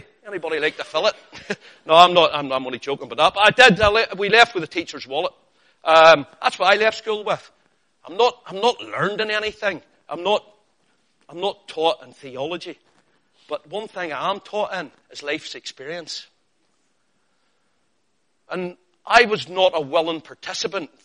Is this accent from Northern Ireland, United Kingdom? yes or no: yes; Northern Ireland, United Kingdom; I'm Northern Irish and sometimes my pronunciation of names is different from yours